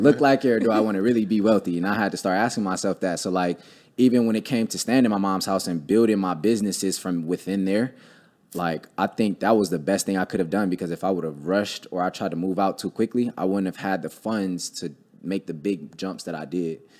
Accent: Cleveland, Ohio, United States; I grew up in Cleveland

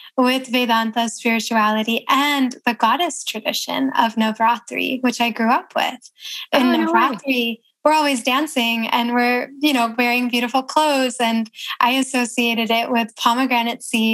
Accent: Toledo, Ohio, United States; moved away as an adult; also born or lived in New York City; In Ohio

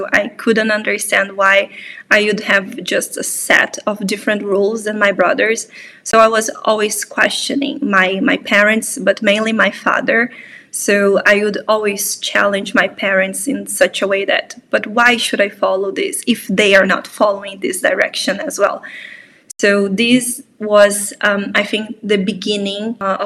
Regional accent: Brazil; moved away as an adult; now in Poland; I'm from Brazil, but I actually live in Poland for the past 4 years and a half

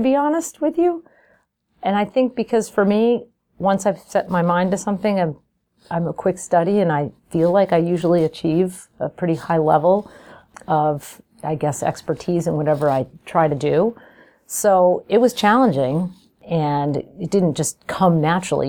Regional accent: Albany, New York, United States; I'm from Albany, New York

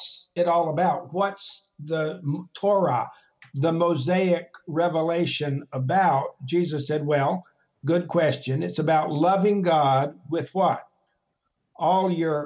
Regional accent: the South, United States; moved away as an adult; also born or lived in Paris, France / Albany, New York; now in Wilmore, Kentucky, United States; I grew up south of the Mason-Dixon line in the Bible Belt

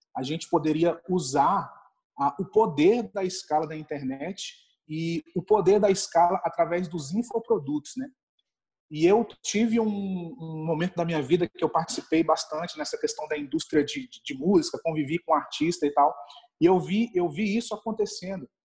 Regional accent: Brasília, Federal District, Brazil; eu sou aqui de Brasília, né? Moro aqui em Brasília

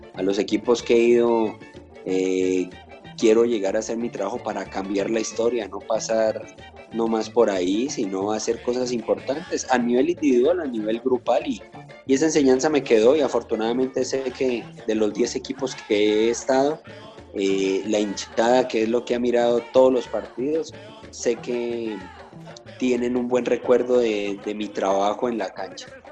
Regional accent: Popayán, Cauca, Colombia; moved away; yo de niño soy de Popayán, mi, ciudad más cercana era Cali

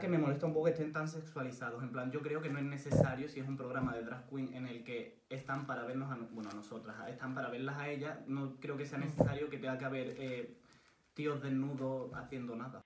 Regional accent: Córdoba, Andalusia, Spain; soy de Córdoba

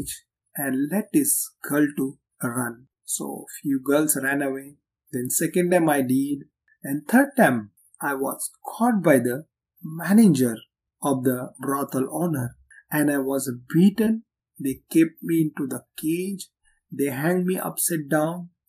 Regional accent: Mumbai, Maharashtra, India; moved away as an adult; I was born and raised in the Red Light District of Mumbai, India, called Kamadipura

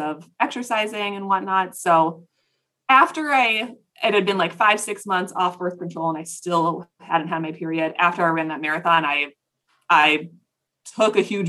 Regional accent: Plymouth, Minnesota, United States; I'm from Plymouth, Minnesota.

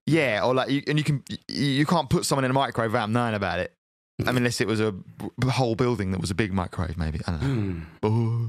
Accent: United Kingdom; I am British

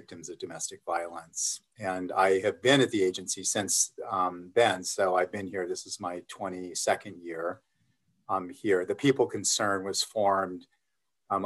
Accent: Los Angeles, California, United States; also born or lived in Glendale, California; I'm actually a native Angeleno. I was born and raised here. I was born in Glendale and raised in the San Fernando Valley and lived in and around the Valley all of my life

